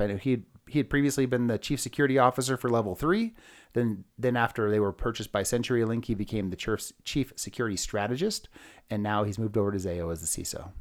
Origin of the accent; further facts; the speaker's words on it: California, United States; moved away as an adult; now in Denver, United States; I'm actually from California